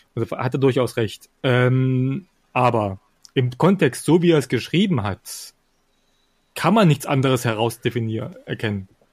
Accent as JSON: {"language": "German", "region": "Thuringia", "country": "Germany", "said": "bei uns in Thüringen"}